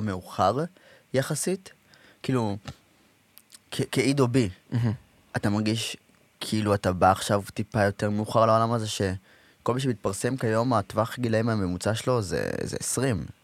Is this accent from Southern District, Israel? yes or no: no; Rehovot, Central District, Israel; אנשים לא יודעים שאני מרחובות, אבל אני מרחובות